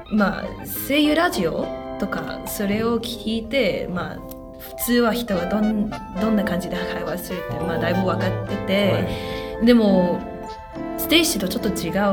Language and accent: Japanese; Hong Kong; Japanese is a second language; moved away as an adult; now in London, United Kingdom; 香港出身なんですけど、でも今はロンドンで大学を勉強する